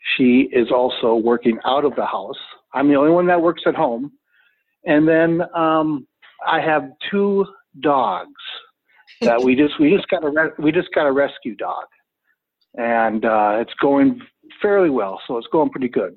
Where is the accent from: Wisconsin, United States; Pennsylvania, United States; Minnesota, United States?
Minnesota, United States; Brooklyn Park; I am from Brooklyn Park, Minnesota.